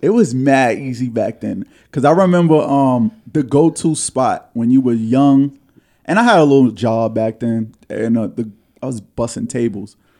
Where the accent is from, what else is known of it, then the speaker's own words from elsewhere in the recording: New York City, New York, United States; an insecure young man growing up in Harlem